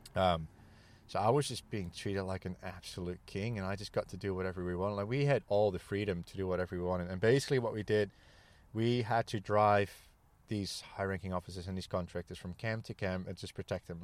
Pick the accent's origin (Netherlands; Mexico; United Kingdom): Netherlands; born and raised in the Netherlands